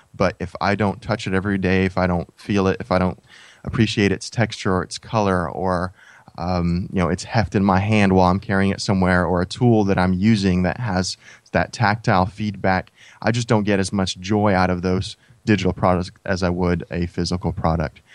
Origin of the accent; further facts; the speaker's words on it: United States; when we were growing up in the States